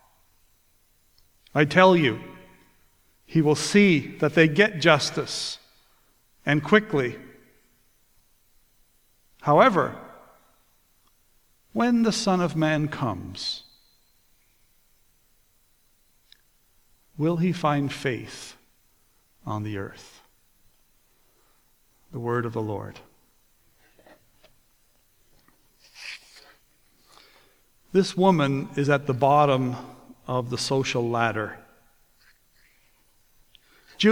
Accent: Newfoundland and Labrador, Canada; also born or lived in Toronto / Port Perry, Ontario; now in Ontario, Canada; I was born and raised in the Holy Land. To you, it's Canada's 10th province

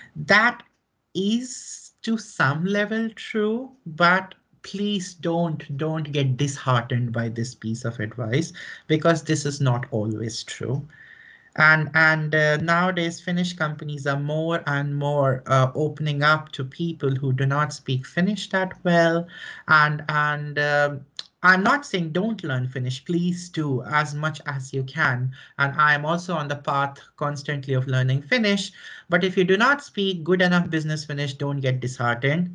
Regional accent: northern India, India; moved away as an adult; also born or lived in New Delhi, India; now in Finland; So I am originally from India, from northern India, uh, from a city which is not very big by Indian standards

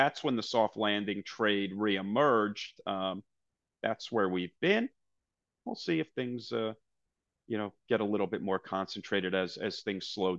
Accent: New Jersey, United States; I'm a kid from New Jersey.

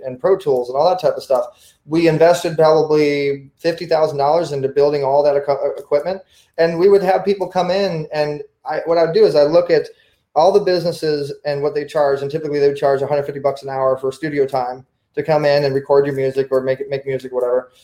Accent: Orange County, California, United States; growing up in Orange County, California, Southern California

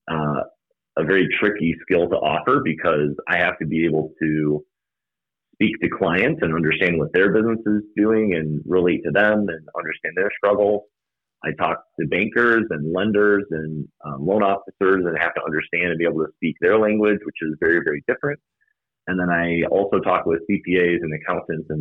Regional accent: Algonquin, Illinois, United States; I grew up in Algonquin

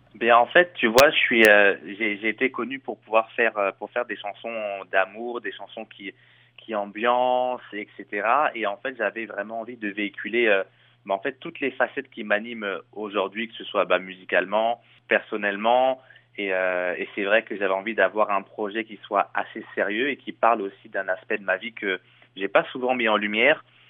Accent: Chelles, Île-de-France, France; moved away as an adult; now in Montreal, Canada; je viens de Shell, donc euh, euh, c'est une ville qui est à côté de Disneyland Paris

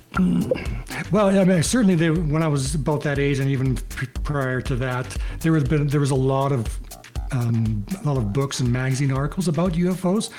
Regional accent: Kenora, Saskatchewan, Canada; moved away as an adult; now in Calgary, Canada; I'm from Kenora, Saskatchewan, and I've been in Calgary since I left high school

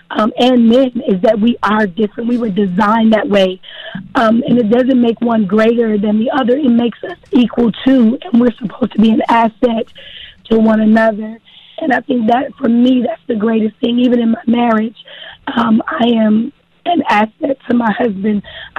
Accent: Texarkana, United States; So, yes, I'm from Texarkana. I started in the productions in Texarkana, which has been a blessing, just the greatest amount of support.

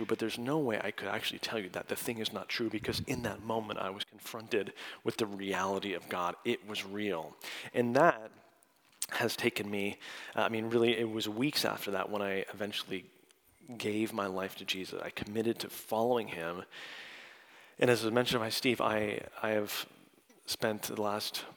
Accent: Canada; now in United States; I'm from Canada, but now I'm dual as of last summer

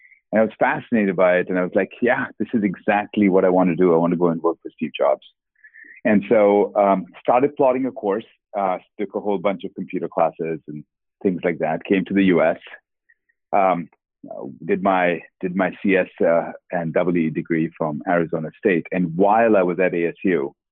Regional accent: Kolkata, West Bengal, India; moved away; Born and brought up in Calcutta, India

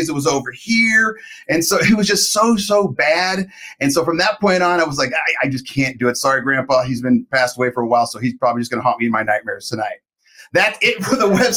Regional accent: Los Angeles, California, United States; I grew up in Los Angeles

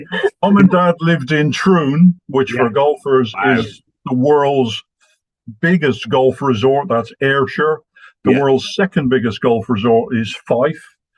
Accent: Ireland; I was sent back to Ireland, which is my hometown, home county, homeland, and spent 7 years in a boarding school with 600 other boys and 40 priests.

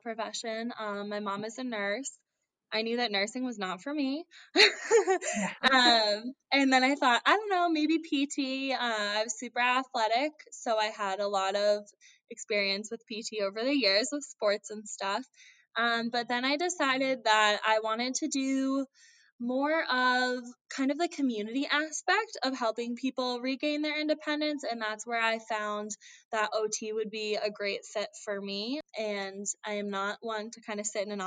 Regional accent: Andover, Massachusetts, United States; I am from Andover, Massachusetts, which is a little bit north of Boston

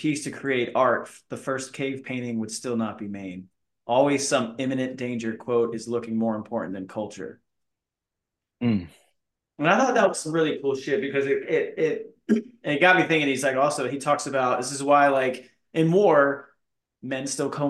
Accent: Florida, United States; I'm from Florida. Like, I've seen palm trees my whole life

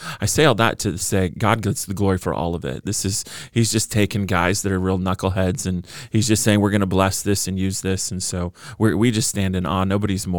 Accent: California, United States; born and raised in Orange County along the beach, Newport Beach, Costa Mesa.

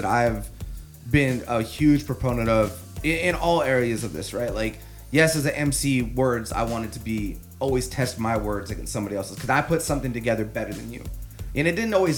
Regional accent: Sunnyside, Washington, United States; I grew up in the Valley

